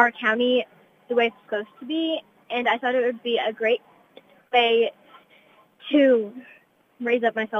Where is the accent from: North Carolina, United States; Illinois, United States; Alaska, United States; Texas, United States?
Illinois, United States; Stronghurst; I'm 9 years old. I'm from Stronghurst, Illinois.